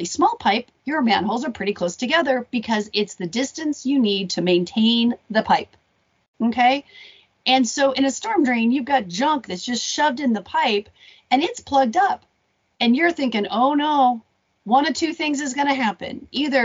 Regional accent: Arizona, United States; I grew up in Arizona

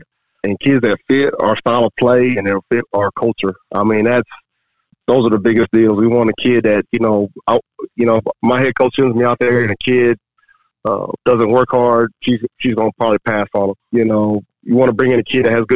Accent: Texas, United States; moved away as an adult; also born or lived in Oklahoma; now in Alabama, United States; I'm from Texas originally. Me and my wife are from Texas.

